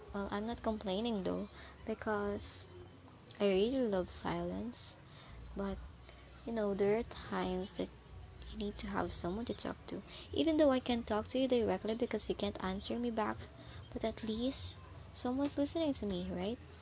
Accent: Philippines; English is a second language; In the Philippines, we call it chica time

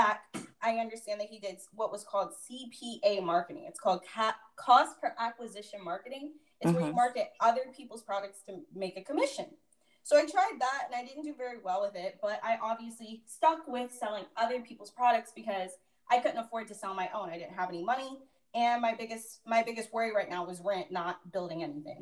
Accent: Orlando, Florida, United States; my dad's house back in my hometown of Orlando

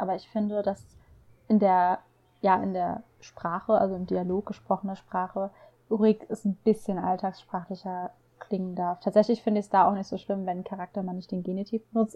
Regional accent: Rhineland, Germany; ich komme ja aus dem Rheinland

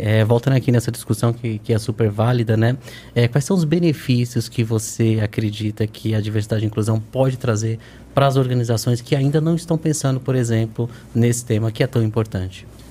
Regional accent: Northeast Region, Brazil; Sou, sou, sou nordestino

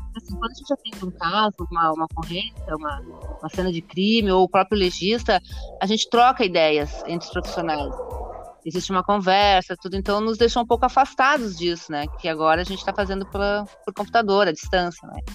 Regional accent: Caxias do Sul, Rio Grande do Sul, Brazil; eu sou de Caxias do Sul, natural de Caxias

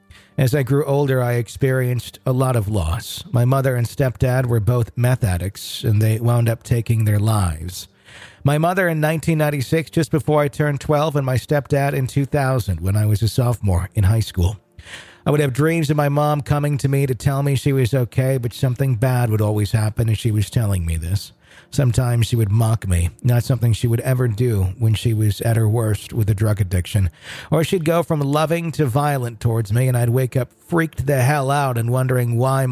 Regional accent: Arkansas, United States; moved away as an adult; now in North Carolina, United States; We moved from my home state of Arkansas to North Carolina at the very end of 2013.

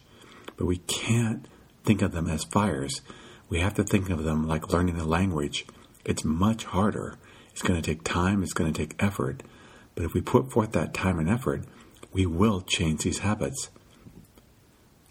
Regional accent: Midwest, United States; now in California, United States; When I first moved to California, I realized they ate a lot differently than I did because I grew up in the Midwest

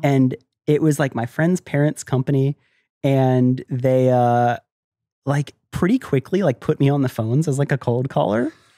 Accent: Tampa, Florida, United States; also born or lived in Miami, Florida; I was born in Florida, I love Florida, I grew up there

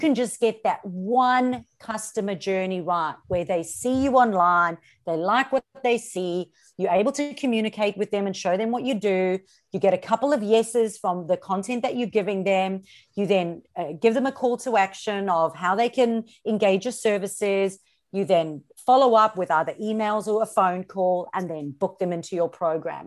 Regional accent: South Africa; moved away as an adult; now in Australia; So I'm originally from South Africa, born and bred in South Africa.

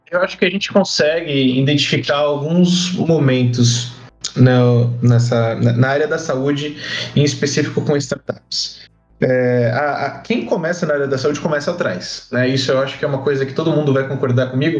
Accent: São Paulo, Brazil; now in Barueri, Brazil; Eu sou de São Paulo, natural de São Paulo. Moro na Grande São Paulo, na cidade de Barueri

